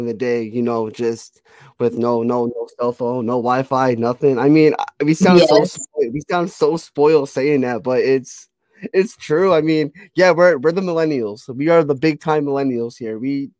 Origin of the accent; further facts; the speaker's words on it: Connecticut, United States; I mean, I'm from Connecticut. I'm used to it. So we get snow all the time.